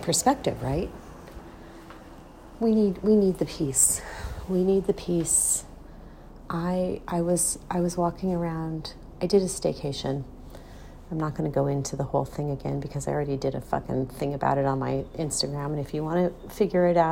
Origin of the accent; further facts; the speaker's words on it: United States; I'm an American